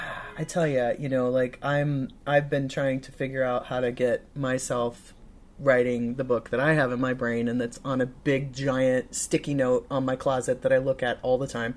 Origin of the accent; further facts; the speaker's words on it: Michigan, United States; I'm from Michigan, but my cousin lives in Wisconsin